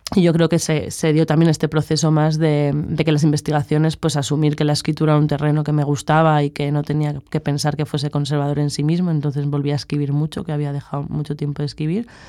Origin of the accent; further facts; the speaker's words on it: Madrid, Community of Madrid, Spain; moved away as an adult; now in Barcelona, Spain; vengo de Madrid y estudio filosofía